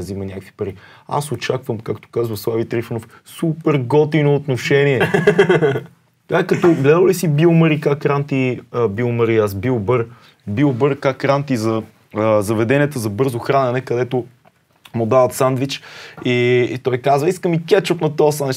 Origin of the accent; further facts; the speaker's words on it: Sofia, Sofia City, Bulgaria; Не съм кореняк, корена ми от друга но съм роден в София